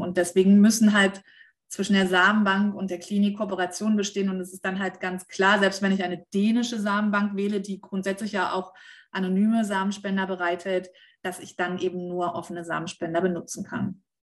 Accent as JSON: {"language": "German", "country": "Germany", "said": "bei uns in Deutschland"}